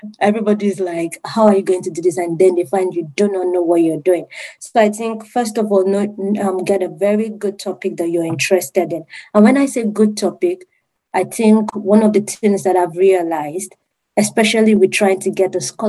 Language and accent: English; Nigeria; moved away as an adult; also born or lived in United Kingdom; I'm from Nigeria. And then I had to move to the UK.